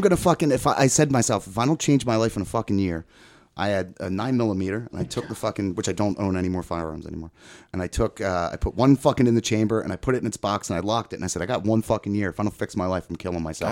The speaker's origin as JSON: {"language": "English", "area": "outside of Philly", "region": "Pennsylvania", "country": "United States", "tie": "born or raised there", "said": "behind the shopping center where I grew up and outside of Philly"}